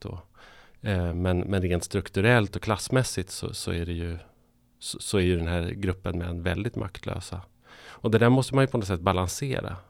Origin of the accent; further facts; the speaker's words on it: northern Sweden, Sweden; moved away; jag kommer från norra Sverige